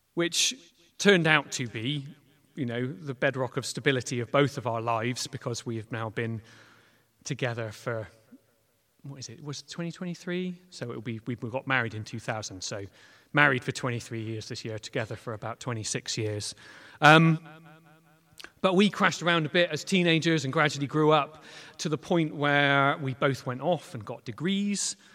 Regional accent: Clutton, South West England, United Kingdom; also born or lived in Weston-super-Mare / Bath / Bristol; I grew up in Clutton. Um, so I am very, very local.

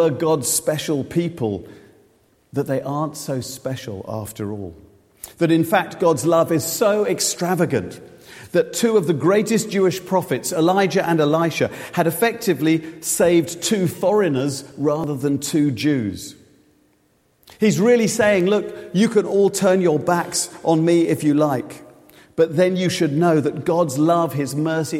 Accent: Reading, South East England, United Kingdom; Reading is my hometown

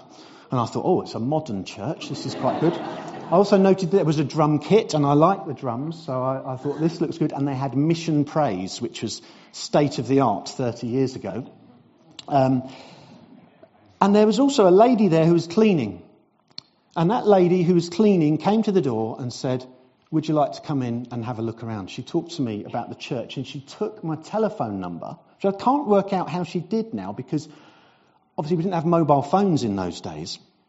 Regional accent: South East England, United Kingdom; moved away as an adult; now in Brentwood, United Kingdom; Now, 30 years ago, almost to the day, I arrived in Sawyers Hall Lane. I came from Surrey. I have now been an Essex boy for 30 years, 30th anniversary.

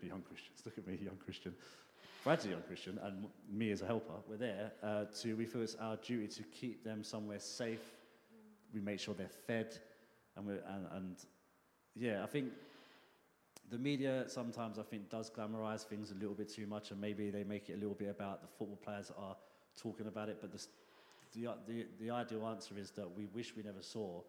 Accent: London, United Kingdom; I grew up in Hackney, East London

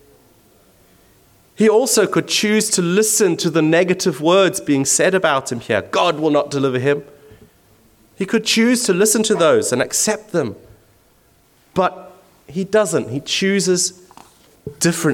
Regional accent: Zimbabwe; moved away; I'm originally from Zimbabwe

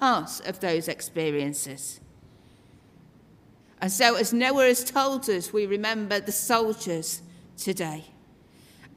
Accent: Doncaster, Yorkshire and the Humber, United Kingdom; moved away; I'm originally from Yorkshire, from Doncaster

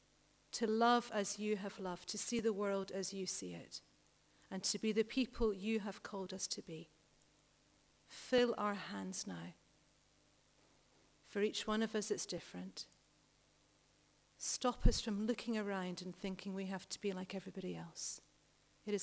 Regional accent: United Kingdom; We are so British here

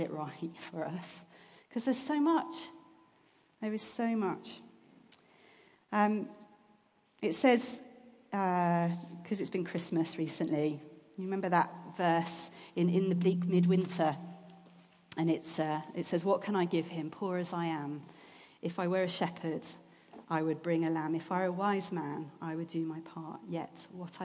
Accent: England, United Kingdom; we're English

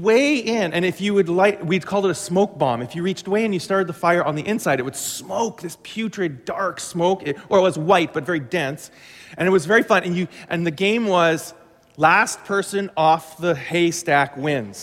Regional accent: Glenlea, Manitoba, Canada; my farm that I grew up on was in Glen Lee, right on Highway 75

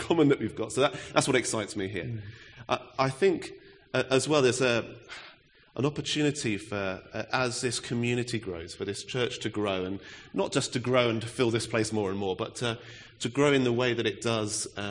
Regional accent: Reading, South East England, United Kingdom; now in Bury St Edmunds, United Kingdom; I'm also from Reading originally

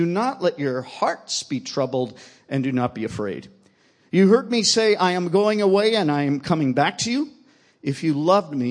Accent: United States; I'm from the United States

